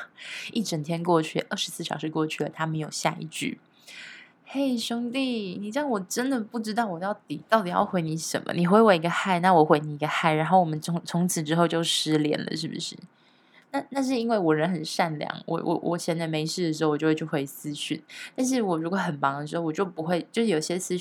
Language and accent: Chinese; Taiwan; 其实我台湾人玩的真的比较少，现在也还是啦